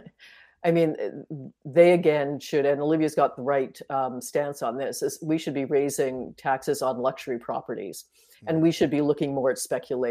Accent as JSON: {"language": "English", "town": "Toronto", "region": "Ontario", "country": "Canada", "tie": "born or raised there", "said": "the house I grew up in on Bedford Road, my parents ran as a rooming house back then, is now three luxury condos"}